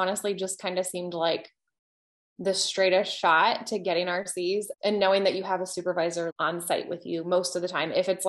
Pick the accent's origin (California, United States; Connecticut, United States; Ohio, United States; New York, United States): Ohio, United States; moved away as an adult; now in Virginia, United States; I'm originally from Ohio